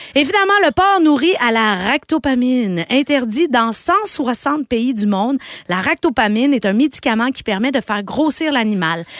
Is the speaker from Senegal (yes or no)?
no; Quebec, Canada; Je me considère comme une Québécoise